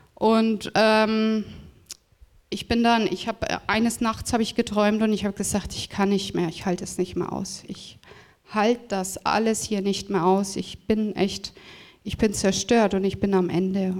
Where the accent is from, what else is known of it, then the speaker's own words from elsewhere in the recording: Freudenberg, North Rhine-Westphalia, Germany; moved away; ich bin aufgewachsen im Siegerland das ist in Nordrhein-Westfalen, genau in äh, Freudenberg im Bethesda Krankenhaus.